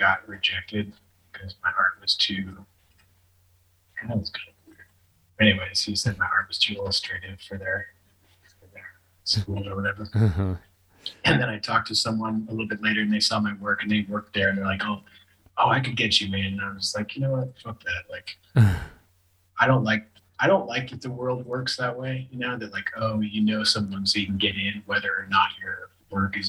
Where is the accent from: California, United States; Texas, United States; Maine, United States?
California, United States; San Francisco Bay Area; also born or lived in Santa Cruz, California / Ashland, Oregon / Hermosa Beach, California / Los Angeles, California; my mom and I moved just south of San Francisco, and I lived there for most of my childhood.